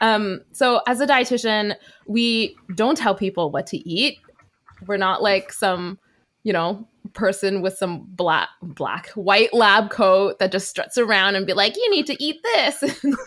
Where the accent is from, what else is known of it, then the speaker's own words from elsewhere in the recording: Vancouver, British Columbia, Canada; I am a second gen Chinese Canadian born and raised in Vancouver